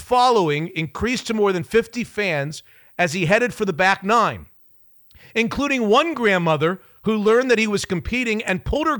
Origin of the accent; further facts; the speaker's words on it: Palm Beach, Florida, United States; the Palm Beach Post, my hometown newspaper.